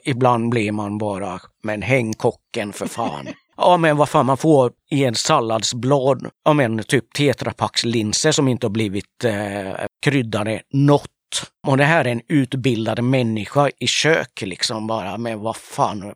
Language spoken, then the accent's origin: Swedish; Sweden; jag är ju uppväxt i Sverige